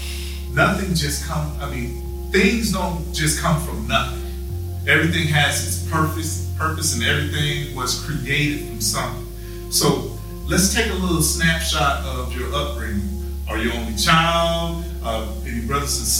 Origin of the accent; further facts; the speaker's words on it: Gainesville, Florida, United States; From the South, Florida. Gainesville